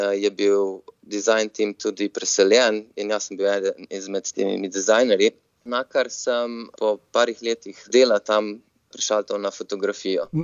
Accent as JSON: {"language": "Slovenian", "country": "Slovenia", "moved": "as an adult", "lives_now": "San Francisco, United States", "said": "ker sem iz Slovenije in mogoče smo Slovenci malo bolj zaprti narod"}